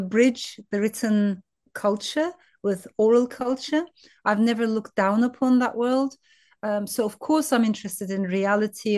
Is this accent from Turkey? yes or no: yes; Turkey; also born or lived in France; I was born in France, but raised in Turkey.